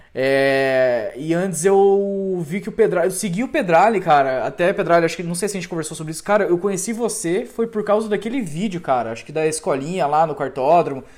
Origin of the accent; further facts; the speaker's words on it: Cascavel, Paraná, Brazil; eu também sou cascavelense